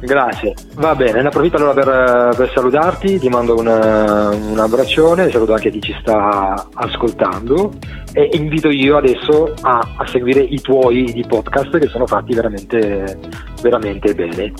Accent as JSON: {"language": "Italian", "town": "Calimera", "region": "Apulia", "country": "Italy", "moved": "yes", "lives_now": "Genoa, Italy", "said": "sono, sono, salentino della provincia di Lecce, di Calimera precisamente, e ne vado, ne vado fiero"}